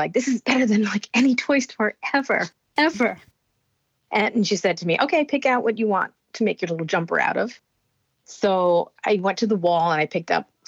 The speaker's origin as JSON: {"language": "English", "town": "Allendale", "region": "New Jersey", "country": "United States", "tie": "born or raised there", "also_born_or_lived": "Bronx, New York", "said": "we moved to a small town in New Jersey called Allendale. It's in northern Jersey. And that's where I basically was raised all the way through my young adulthood."}